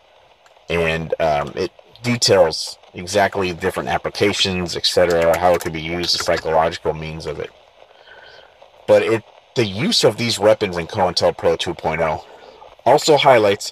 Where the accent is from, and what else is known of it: San Diego, California, United States; born or raised there